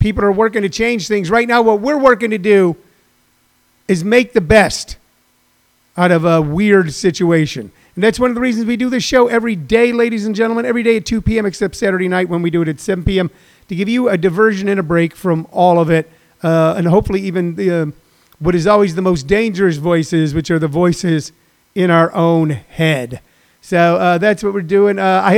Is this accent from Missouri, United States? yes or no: yes; St. Louis, Missouri, United States; moved away; my home state of Missouri